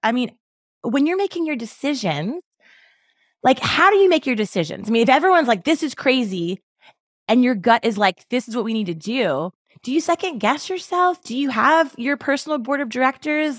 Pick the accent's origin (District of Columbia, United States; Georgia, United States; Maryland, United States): Maryland, United States; Baltimore; I grew up in Baltimore City